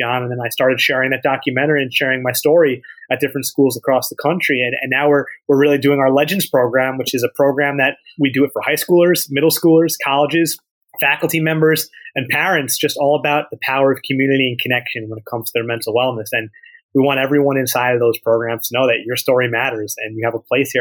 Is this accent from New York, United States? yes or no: yes; Dobbs Ferry, New York, United States; I grew up in Dobbs Ferry, and you know, I pretty much have been in that area my whole life